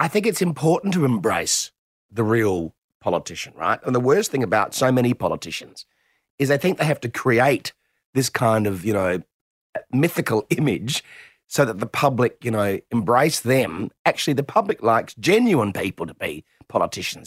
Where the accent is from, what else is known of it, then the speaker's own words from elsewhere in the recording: Adelaide, South Australia, Australia; I'm from Adelaide